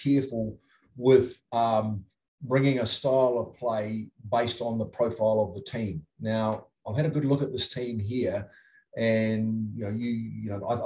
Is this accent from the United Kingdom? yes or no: no; New Zealand; moved away as an adult; now in Utah, United States; I'm from New Zealand